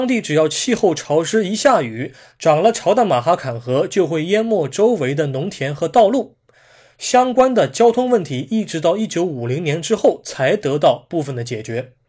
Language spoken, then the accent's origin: Chinese; China; 我们中国人平时经常喜欢说